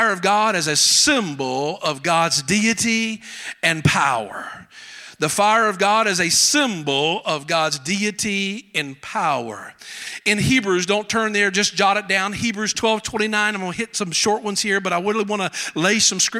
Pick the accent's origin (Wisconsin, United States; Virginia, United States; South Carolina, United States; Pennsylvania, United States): South Carolina, United States; accent: Southern; I'm from South Carolina.